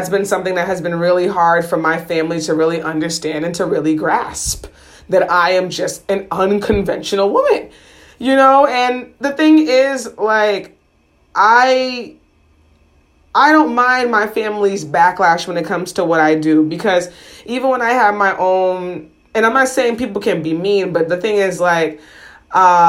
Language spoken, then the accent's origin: English; United States; being first generation American